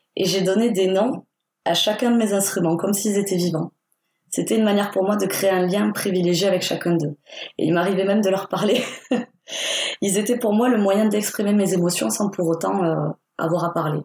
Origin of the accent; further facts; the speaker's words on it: Perpignan, Occitania, France; also born or lived in Spain; je viens des Pyrénées-Orientales. C'est situé à la frontière espagnole. Je suis née à Perpignan